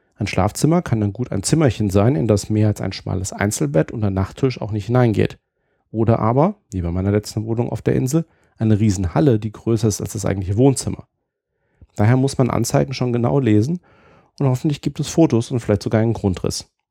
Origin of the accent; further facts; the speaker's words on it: Germany; now in United Kingdom; Als Deutscher